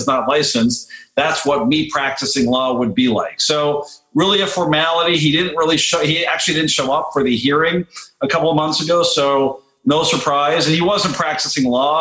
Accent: Canada; now in United States; up in my home country where you are

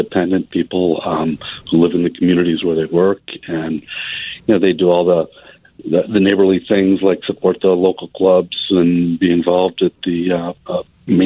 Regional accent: Mundelein, Illinois, United States; I grew up in Mundelein.

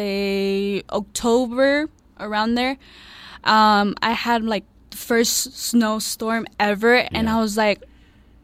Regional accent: El Paso, Texas, United States; also born or lived in Illinois; I love it being here and playing for my hometown

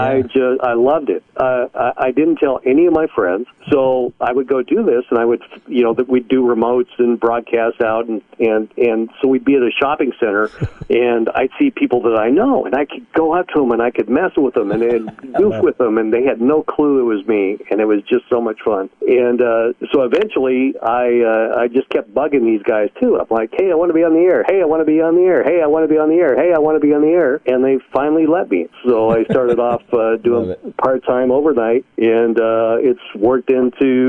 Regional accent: Colorado, United States; where I grew up in Colorado

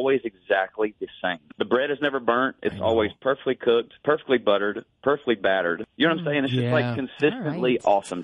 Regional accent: 30 minutes outside of Nashville North, Tennessee, United States; I was raised 30 minutes outside of Nashville North

